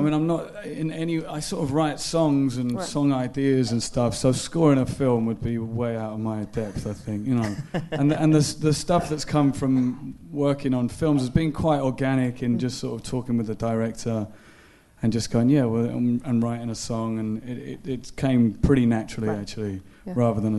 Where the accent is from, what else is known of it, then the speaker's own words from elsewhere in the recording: Belfast, Northern Ireland, United Kingdom; accent: Belfast; now in London, United Kingdom; I remember leaving Belfast thinking, I can't even remember how to speak in my own accent.